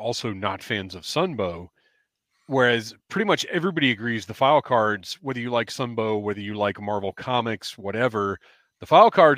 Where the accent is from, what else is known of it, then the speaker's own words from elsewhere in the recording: Georgia, United States; we are from Georgia